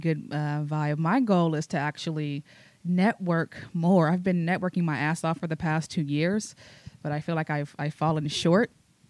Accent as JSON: {"language": "English", "area": "the Bay Area", "region": "California", "country": "United States", "moved": "yes", "said": "I'm from the Bay."}